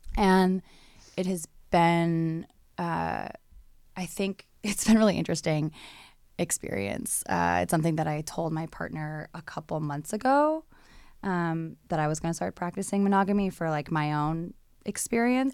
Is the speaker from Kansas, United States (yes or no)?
no; Hawaii, United States; moved away; I'm from Hawaii